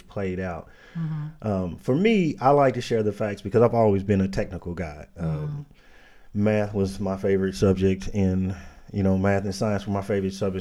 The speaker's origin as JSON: {"language": "English", "town": "Indianapolis", "region": "Indiana", "country": "United States", "tie": "born or raised there", "said": "born and raised in Indianapolis, raised in the inner city"}